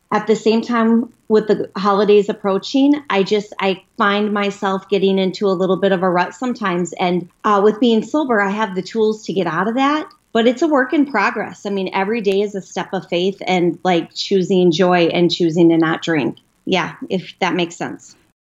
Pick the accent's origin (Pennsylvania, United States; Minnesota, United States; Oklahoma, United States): Minnesota, United States; Minneapolis; I'm from Minneapolis, Minnesota